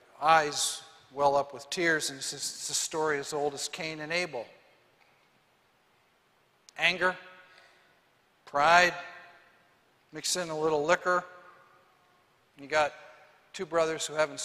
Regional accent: Moorhead, Minnesota, United States; Lyle and I grew up as close as brothers could be. We were raised in Moorhead, Minnesota.

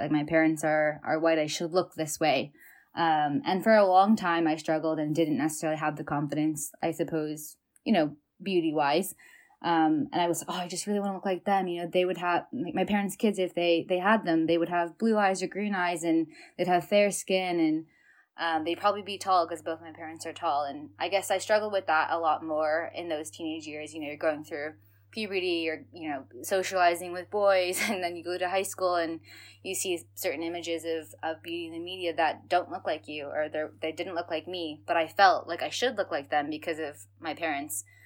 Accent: Bay Area, California, United States; moved away as an adult; also born or lived in China / Minnesota; now in Dublin, Ireland; I am from the Bay Area and now living in Dublin, Ireland

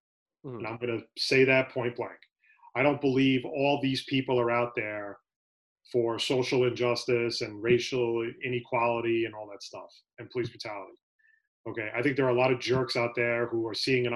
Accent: United States; as an American

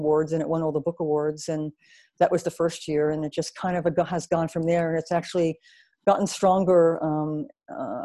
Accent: New Jersey, United States; moved away as an adult; also born or lived in New York City; I am from New Jersey originally, but I spent most of my adult life in New York City

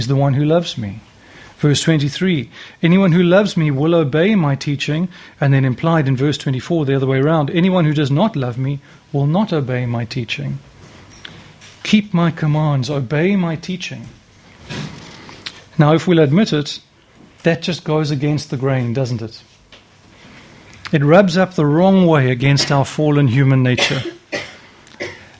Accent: Cape Town, Western Cape, South Africa; moved away; I come from Cape Town.

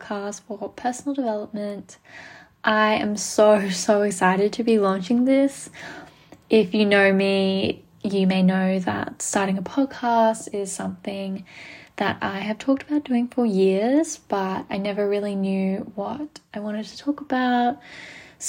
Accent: Melbourne, Victoria, Australia; also born or lived in Gold Coast, Australia; I am from Melbourne, Australia. I live here now. I grew up here.

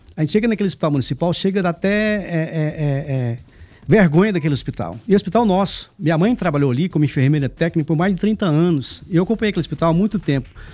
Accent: Anápolis, Goiás, Brazil; é daqui de Anápolis, nascido e criado em Anápolis, trabalhei muito tempo fora

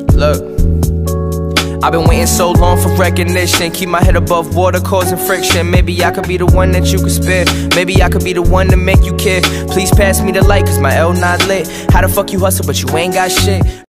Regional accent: New York City, New York, United States; I'm from the Bronx as well.

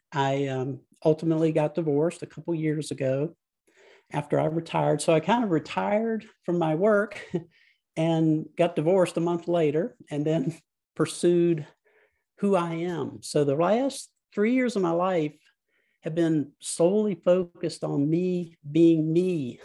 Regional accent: Central Virginia, United States; I grew up in Central Virginia in a very rural part of the state

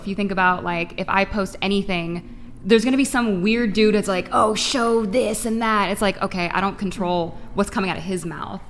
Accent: Redondo Beach, California, United States; I'm from Redondo Beach. Like, I'm at the beach a lot.

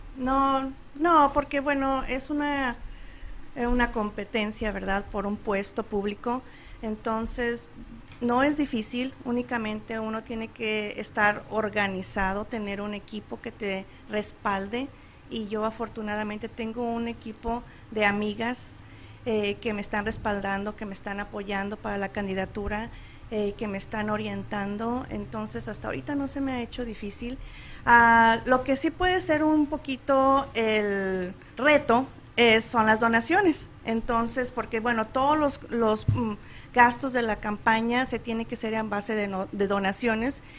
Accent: Guanajuato, Mexico; moved away as an adult; now in Chandler, United States; soy de Guanajuato, Guanajuato, y pues fui a la Universidad de Guanajuato

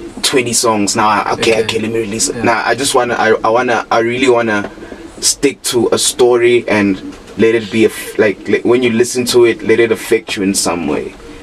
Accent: Middelburg, Mpumalanga, South Africa; moved away as an adult; also born or lived in Johannesburg; I'm from Middelburg, born and raised in Kasi. I'm a Kasi guy. I'm from here.

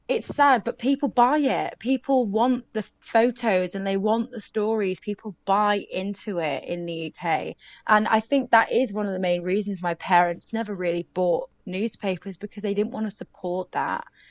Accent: United Kingdom; we're British

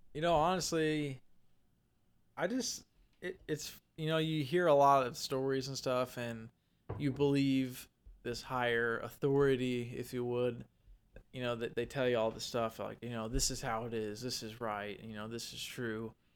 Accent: Vandalia, Illinois, United States; we're originally from Vandalia, Illinois

